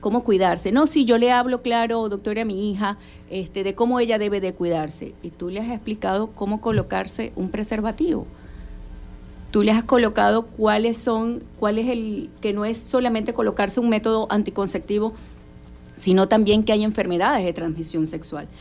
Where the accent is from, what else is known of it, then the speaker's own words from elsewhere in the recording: Zulia, Venezuela; En nuestro estado, Zulia